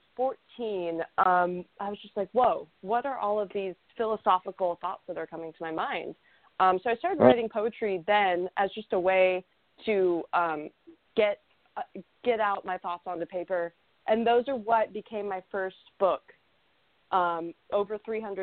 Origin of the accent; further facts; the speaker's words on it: Houston, Texas, United States; I'm from Houston, Texas